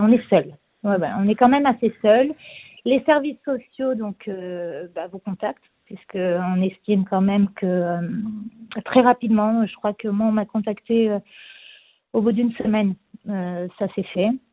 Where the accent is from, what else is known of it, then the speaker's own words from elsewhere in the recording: France; now in Israel; en tant que Français aussi